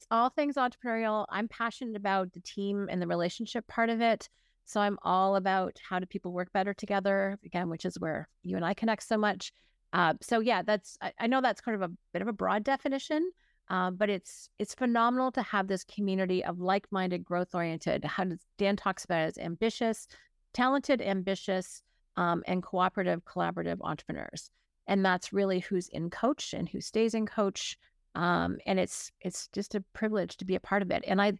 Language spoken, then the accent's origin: English; Hanover, Ontario, Canada; also born or lived in Burlington / Toronto; Technically, I was born in Burlington, but 6 months old, I moved to Hanover. So I actually was a small town kid. And then my dad, my mom got restless.